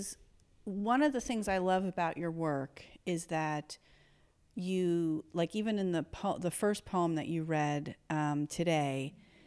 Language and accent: English; New York City, New York, United States; I grew up in Patchen Place